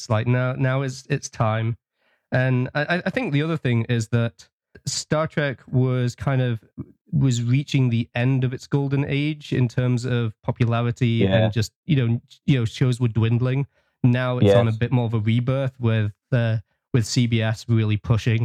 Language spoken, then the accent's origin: English; United Kingdom; moved away as an adult; now in Nova Scotia, Canada; As you might be able to tell, I'm British, but for the last 7 years, I've been living out on the east coast of Canada over in Nova Scotia